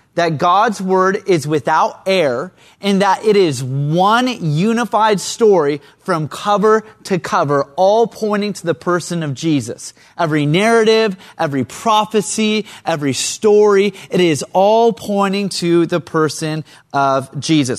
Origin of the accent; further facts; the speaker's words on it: Central Coast, California, United States; I'm from the Central Coast